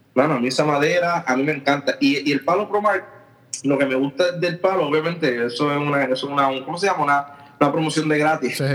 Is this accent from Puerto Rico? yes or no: yes; Aguadilla, Puerto Rico; soy natural de Aguadilla, Puerto Rico.